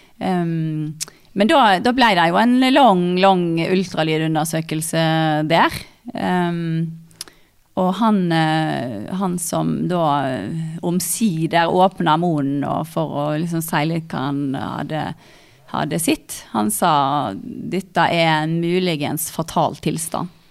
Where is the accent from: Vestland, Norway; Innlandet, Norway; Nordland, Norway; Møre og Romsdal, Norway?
Vestland, Norway; Stord; moved away as an adult; now in Hamar, Norway; jeg kommer fra Stord. Um, Sagvåg